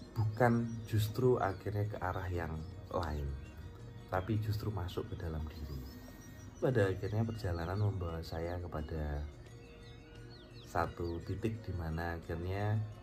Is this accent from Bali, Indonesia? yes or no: no; Malang, East Java, Indonesia; also born or lived in Bandung; now in Jakarta, Indonesia; Saya lahir di Malang, eh, dan kemudian saya merantau ke Bandung, sampai akhirnya saya banyak berkarya dan sekarang hidup di Jakarta